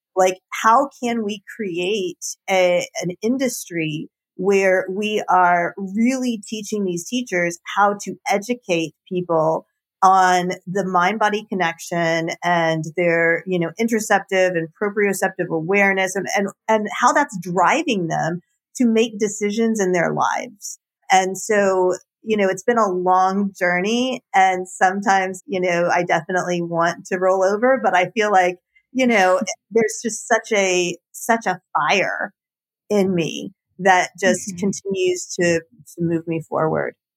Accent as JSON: {"language": "English", "town": "Marietta", "region": "Georgia", "country": "United States", "tie": "born or raised there", "also_born_or_lived": "Austin", "said": "I grew up in Marietta, Georgia"}